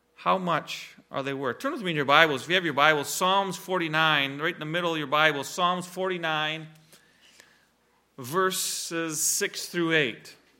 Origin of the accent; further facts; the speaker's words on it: Reed City, Michigan, United States; We, we grew up in the Reed City Church with Jack and Ray Seeth there